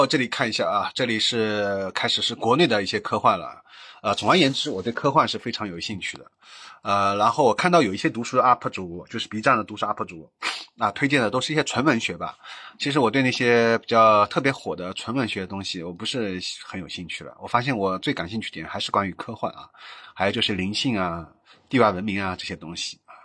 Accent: Shanghai, China; 因为我本身是上海人嘛

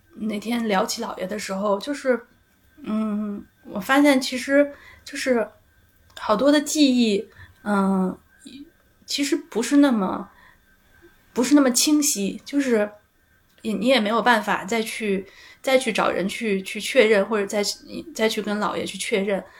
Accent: Beijing, China; 我从小我不觉得自己是一个北京人嗯，就我虽然是，生在北京，长在北京，但是我好像不觉得自己是一个北京人

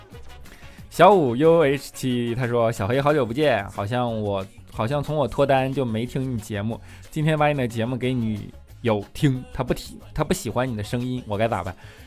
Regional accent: Northeast China, China; moved away; 因为我是东北的嘛

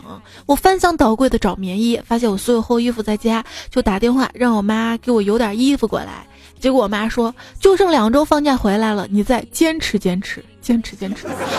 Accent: Chongqing, China; accent: Chongqing dialect; 让我们重庆话，猪肝、橘肝比较谐音。

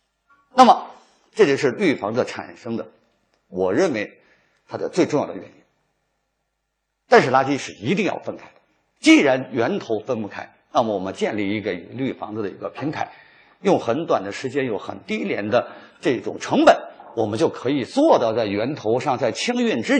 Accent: China; 我们中国人为什么心怀着那么大的一种仇恨？

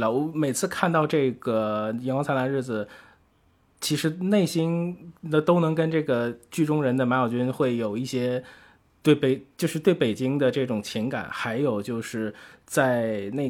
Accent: Tianjin, China; 天津啊，这是我的家乡。我我其实从小就是。呃，就在这个天津的街头就看到过非常多剧组

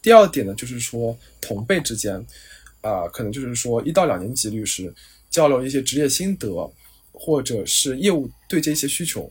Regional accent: China; first language Chinese; moved away as an adult; now in Singapore; 我们的优势其实是 native Chinese

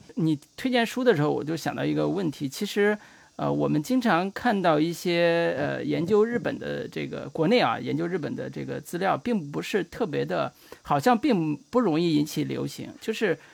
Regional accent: China; 作为一个中国人吧

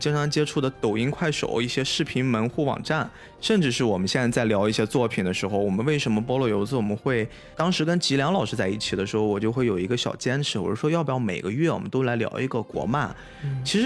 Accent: China; 特别作为一个中国人

